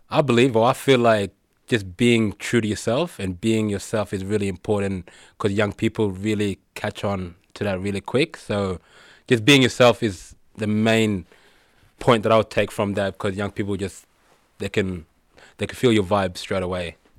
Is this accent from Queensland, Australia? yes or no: no; Fitzroy, Victoria, Australia; coming from a background or growing up in Fitzroy